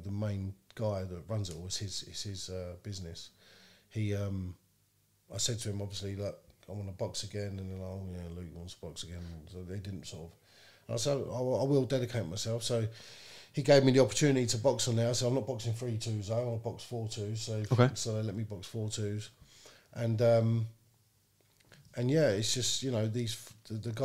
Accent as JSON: {"language": "English", "region": "London", "country": "United Kingdom", "moved": "as an adult", "lives_now": "Northampton, United Kingdom", "said": "I come from London"}